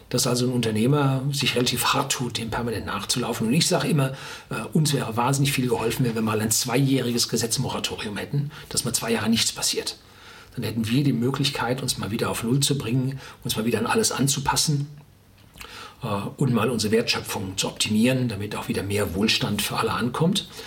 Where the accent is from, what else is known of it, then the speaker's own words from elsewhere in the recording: North Rhine-Westphalia, Germany; ich bin im Ruhrgebiet aufgewachsen.